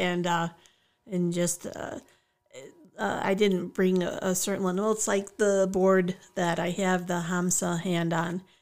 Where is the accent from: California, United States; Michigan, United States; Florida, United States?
Michigan, United States; Oak Park; also born or lived in West Bloomfield, Michigan; grew up on the wild streets of Oak Park